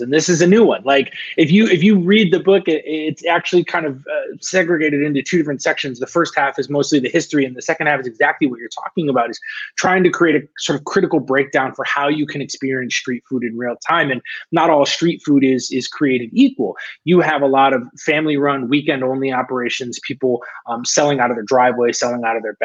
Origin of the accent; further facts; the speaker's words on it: a small town in northern New York, United States; now in Los Angeles, United States; I grew up on the East Coast